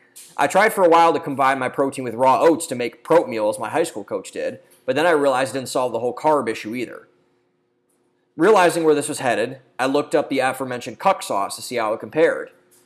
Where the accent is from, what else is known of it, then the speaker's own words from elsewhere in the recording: Midwest, United States; Maybe it was because I'm from the Midwest and love our various dairy products.